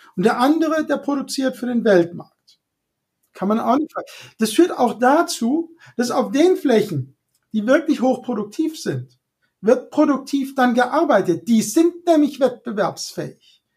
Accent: Hunsrück, Rhineland-Palatinate, Germany; Ich bin ja da im Hunsrück aufgewachsen

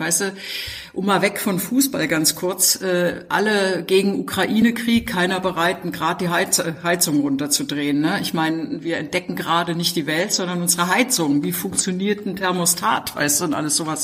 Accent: GDR, East Germany, Germany; ich bin in der DDR aufgewachsen

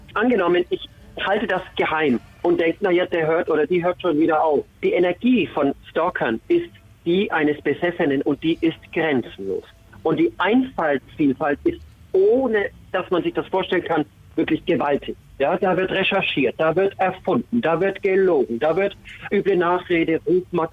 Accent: Nuremberg, Bavaria, Germany; moved away; meine Heimat Nürnberg

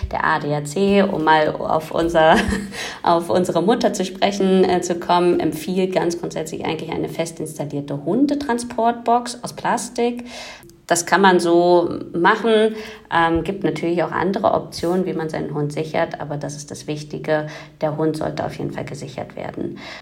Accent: Germany; bei uns in Deutschland

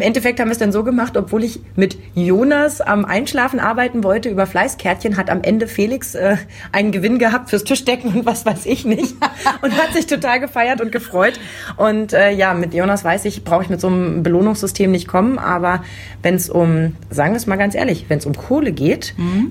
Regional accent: East Germany, Germany; ich bin noch im Osten groß geworden

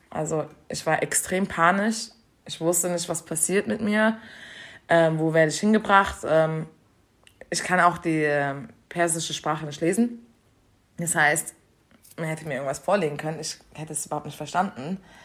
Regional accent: Germany; dass ich Deutsche bin

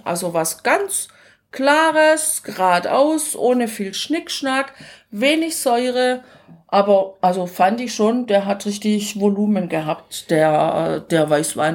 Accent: Germany; zu Hause in Deutschland

